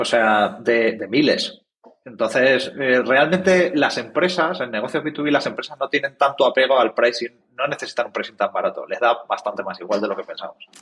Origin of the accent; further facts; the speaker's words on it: Ciudad Real, Castilla-La Mancha, Spain; somos de Ciudad Real, que ya es una cosa rara